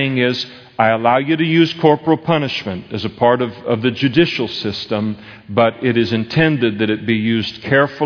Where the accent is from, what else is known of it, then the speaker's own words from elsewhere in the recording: Napa, California, United States; When I was a kid, I grew up in Napa, we used to pick prunes for our school clothes.